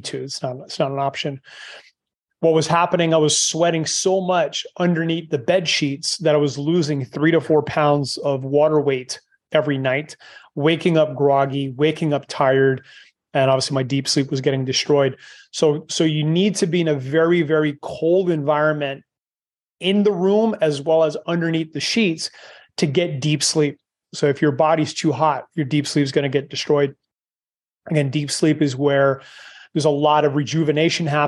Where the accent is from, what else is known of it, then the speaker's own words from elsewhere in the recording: Canada; moved away; I'm Canadian, but obviously I left a long time ago